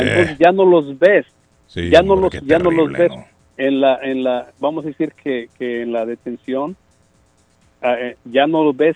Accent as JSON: {"language": "Spanish", "country": "Mexico", "said": "yo soy mexicano."}